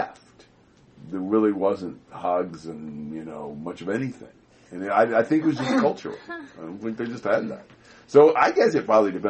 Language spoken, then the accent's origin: English; United States; I'm an American